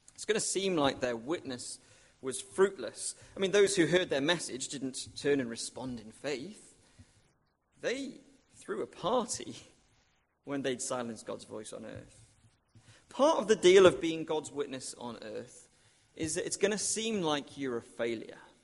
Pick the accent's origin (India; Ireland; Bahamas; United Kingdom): United Kingdom; Wrexham, Wales; moved away; when I used to live with my parents, um, it was in North Wales, and I used to sometimes go and watch my hometown football club, um, Wrexham